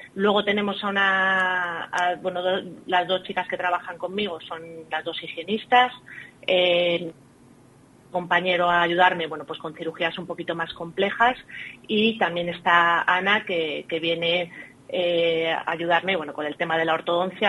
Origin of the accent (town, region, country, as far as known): Salamanca, Castile and León, Spain; born or raised there; moved away as an adult; also born or lived in Ireland / Plasencia / Alba de Tormes